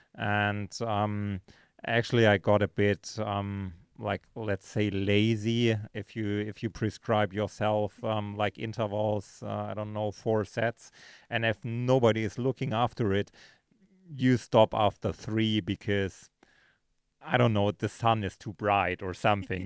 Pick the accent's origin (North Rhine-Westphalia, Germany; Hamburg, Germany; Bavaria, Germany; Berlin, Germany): Bavaria, Germany; Munich; moved away as an adult; now in Girona, Spain; originally from, uh, from Munich, Germany, uh, now spending most of my time, um, in, uh, Girona, Spain.